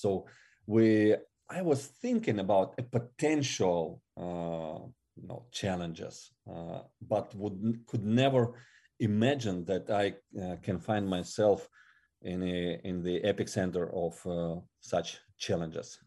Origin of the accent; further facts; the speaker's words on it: Siberia, Russia; English is a second language; moved away as an adult; now in Ukraine; I was born in Russia and, and I was uh, growing there till, uh, twenty-five